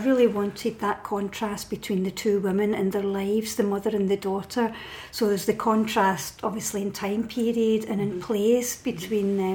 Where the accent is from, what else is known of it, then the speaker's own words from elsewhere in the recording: Paisley, Scotland, United Kingdom; I'm from Paisley